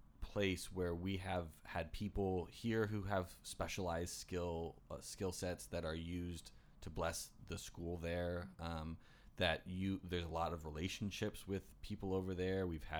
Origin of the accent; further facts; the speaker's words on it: United States; me as an American.